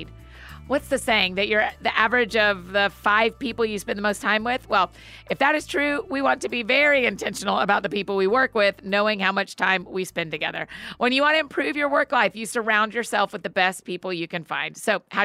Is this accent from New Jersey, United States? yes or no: no; Georgia, United States; moved away; I grew up in Georgia